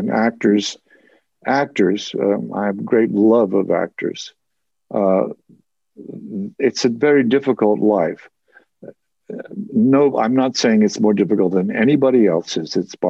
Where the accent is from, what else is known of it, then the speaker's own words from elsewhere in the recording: New Jersey, United States; accent: Jersey; And I slowly began to imitate him and lose my Jersey accent.